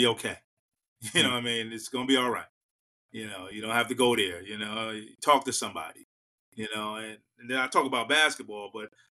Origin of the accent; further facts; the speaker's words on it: New York City, New York, United States; moved away as an adult; I grew up in Harlem